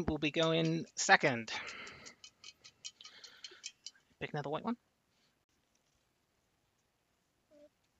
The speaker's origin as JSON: {"language": "English", "town": "Plymouth", "region": "South West England", "country": "United Kingdom", "said": "I come from Plymouth"}